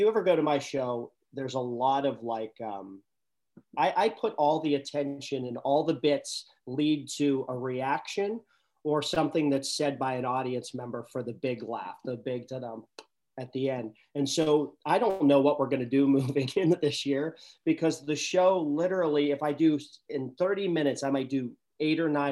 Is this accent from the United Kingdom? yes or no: no; West Virginia, United States; now in Pittsburgh area, United States; I'm originally from West Virginia